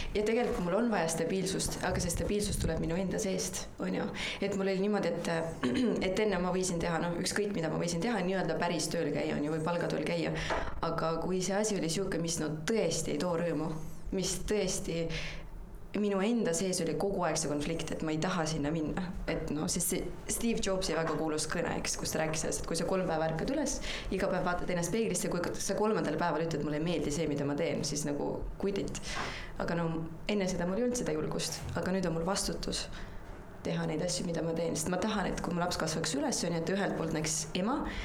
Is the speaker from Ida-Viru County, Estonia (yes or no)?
yes; Ida-Viru County, Estonia; ma olen Ida-Virumaalt pärit